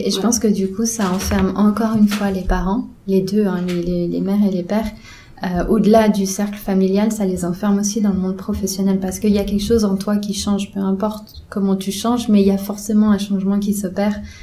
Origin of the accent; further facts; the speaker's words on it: Geneva, Switzerland; chez nous à Genève